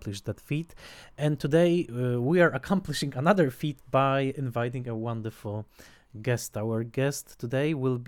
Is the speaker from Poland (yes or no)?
yes; Tarnowskie Góry, Silesian Voivodeship, Poland; English is a second language; near my hometown, Notranskie Góry